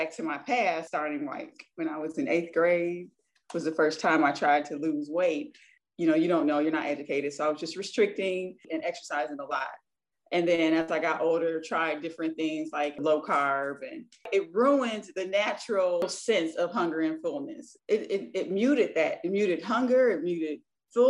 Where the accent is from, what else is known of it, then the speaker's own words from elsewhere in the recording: Michigan, United States; I am from Michigan